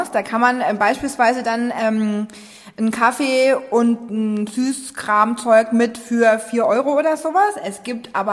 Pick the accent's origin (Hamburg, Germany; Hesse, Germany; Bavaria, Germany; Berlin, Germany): Bavaria, Germany; Nuremberg; die habe ich als Nürnberger seit 30 Jahren hier wohnen auch noch nie gesehen.